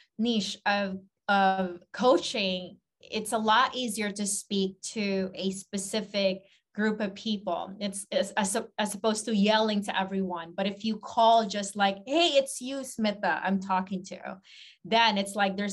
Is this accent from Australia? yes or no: no; Philippines; growing up in the Philippines